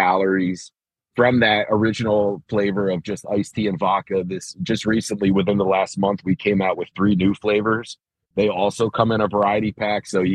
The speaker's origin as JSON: {"language": "English", "town": "Bowie", "region": "Maryland", "country": "United States", "tie": "born or raised there", "also_born_or_lived": "Crofton, Maryland", "said": "I'm a Baltimore, D.C. guy. I grew up in Bowie and Crofton"}